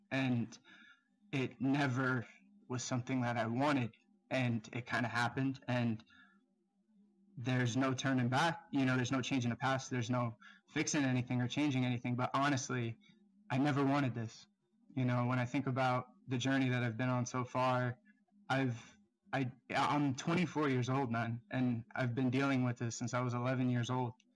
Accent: South Florida, United States; I'm twenty-four, um, I'm from South Florida

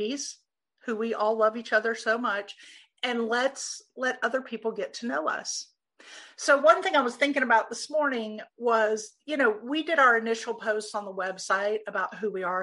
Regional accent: Hilton Head Island, South Carolina, United States; moved away as an adult; also born or lived in Savannah, Georgia / Philadelphia; I was actually born in the state of Georgia, but lived on Hilton Head Island all my life.

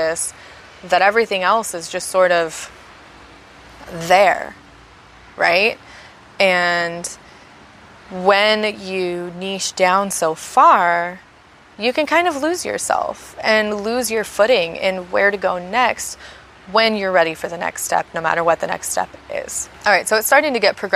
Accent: United States; I am an American, a USonian

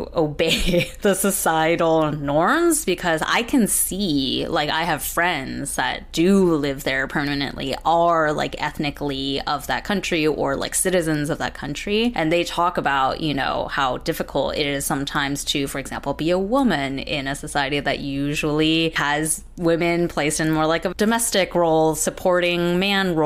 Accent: United States; We're American

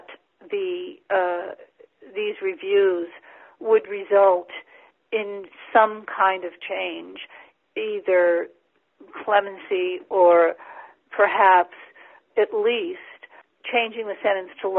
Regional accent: Providence, Rhode Island, United States; I'm from Providence, Rhode Island

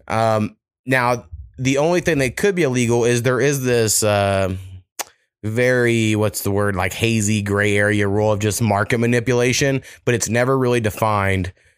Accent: Waurika, Oklahoma, United States; my hometown of Waurika

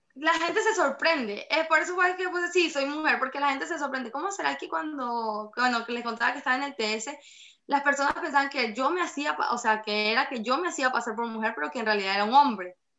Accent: Boconó, Trujillo, Venezuela; moved away; vemos otro que estamos fuera del país, que somos de Boconó

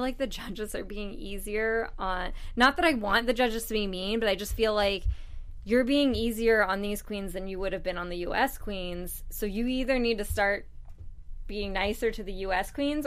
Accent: United States; I'm an American

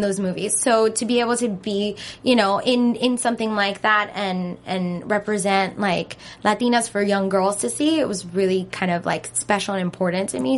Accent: Miami, Florida, United States; now in Los Angeles, United States; grew up in Miami. So there is a lot of different, like, um, countries in Miami.

